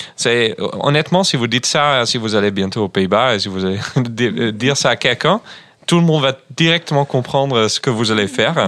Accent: Groningen, Netherlands; French is a second language; moved away; chez moi, à Groningen, d'où je viens

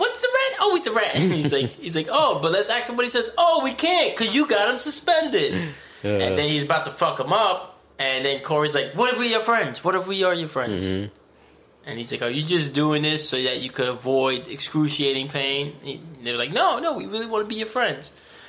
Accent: Connecticut, United States; Yeah, I'm from Connecticut, you know us.

